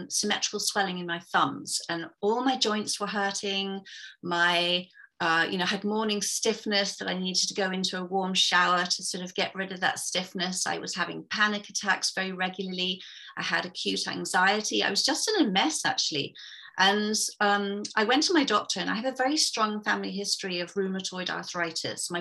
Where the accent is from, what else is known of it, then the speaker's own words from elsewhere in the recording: England, United Kingdom; moved away as an adult; now in Vancouver, Canada; I'm originally from England, but I'm sitting here in a very wet and grey and quite miserable, actually, Vancouver, Canada. So I've been here since 2012.